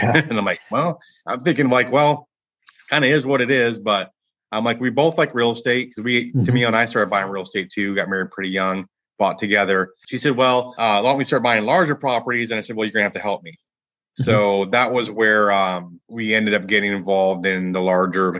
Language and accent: English; Michigan, United States; moved away as an adult; now in Dallas, United States; I grew up in Michigan